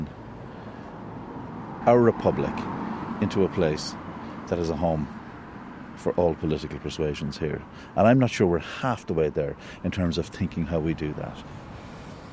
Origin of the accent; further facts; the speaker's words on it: Cork, Munster, Ireland; also born or lived in London; people of my age growing up in the South